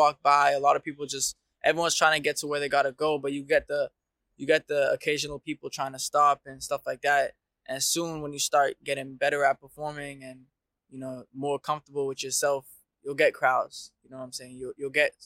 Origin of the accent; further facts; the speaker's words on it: Dubai, United Arab Emirates; moved away as an adult; also born or lived in Detroit, Michigan (mother's origin); now in Melbourne, Australia; I've been living here in Australia for 3 years now. So I was born in Dubai, but originally my mom's from Michigan, Detroit